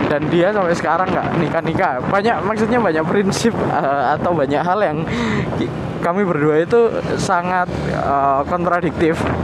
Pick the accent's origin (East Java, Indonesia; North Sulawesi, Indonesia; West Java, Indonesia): East Java, Indonesia; Malang; aku nggak ada hak pilih di Jakarta jelas karena aku dari Malang